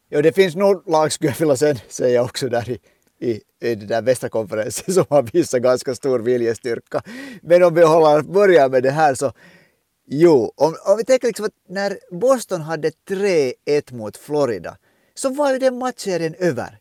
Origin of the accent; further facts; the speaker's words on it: Finland; som en finländsk ishockeyvän